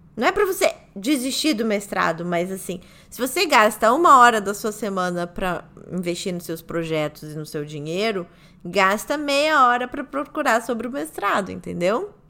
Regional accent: Brazil; Sou brasileira

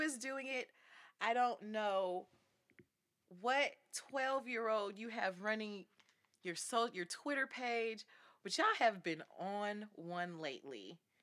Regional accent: Los Angeles, California, United States; I grew up in Los Angeles, so I don't know too many people with nannies.

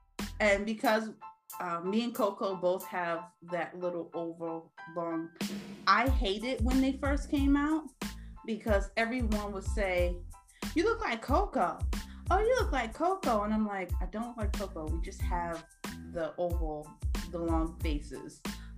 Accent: East Coast, United States; I'm going to go with Woo! That's so hard. How could you do that to me? I'm from the East Coast.

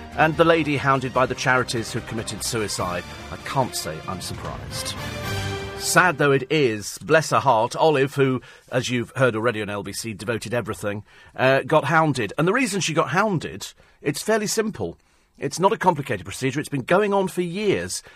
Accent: Twickenham, London, United Kingdom; I come from Twickenham in Middlesex

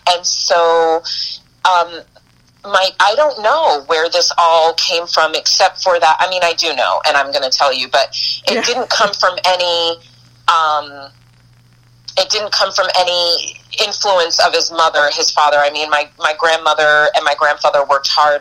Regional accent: Boston / New York, then Florida, East Coast, United States; moved away as an adult; also born or lived in Eugene, Oregon; i'm an east coast girl i was born in boston raised between boston and new york till i was mm-hmm. about uh, nine or ten and then um, moved to florida with my mom

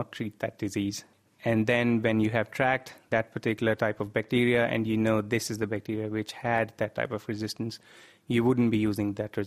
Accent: North India, India; moved away as an adult; now in Cambridge, United Kingdom; although I come from North India, I've heard about cholera a lot since I was a child, and I've in fact seen a cholera outbreak in my region

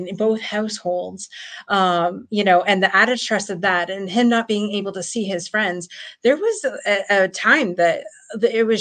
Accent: Windsor, Ontario, Canada; I'm from Windsor, Ontario

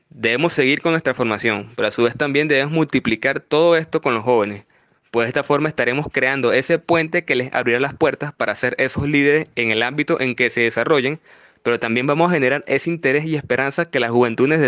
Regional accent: Venezuela; tengo 26 años de edad y soy venezolano. Vivo en Valencia, Estado Carabobo.

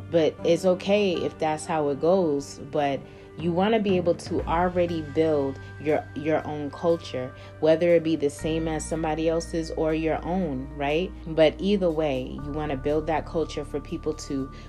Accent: Boston, Massachusetts, United States; That's why it's hard now for people to even notice that I'm from Boston, Massachusetts. They won't really pick it up as much because I travel so much.

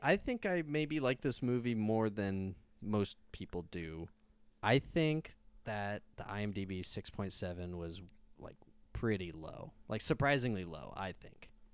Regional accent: United States; we're American

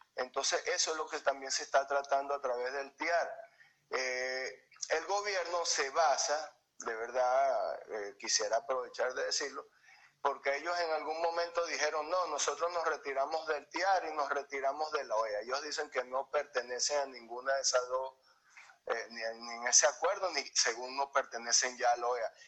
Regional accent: Venezuela; moved away; nosotros somos venezolanos

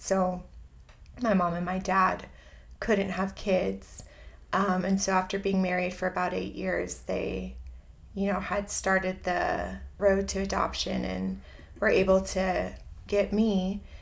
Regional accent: Southern California, United States; moved away as an adult; also born or lived in Chicago / San Diego; I grew up in Southern California.

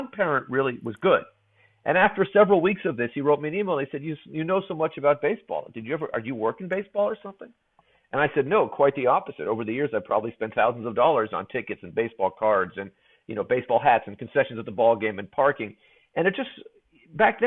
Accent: San Francisco, California, United States; I grew up in San Francisco

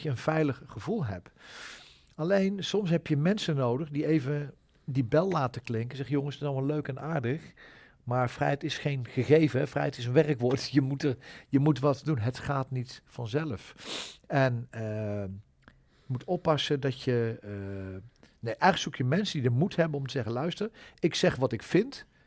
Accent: Achterhoek, Gelderland, Netherlands; in de Achterhoek, waar ik vandaan kom

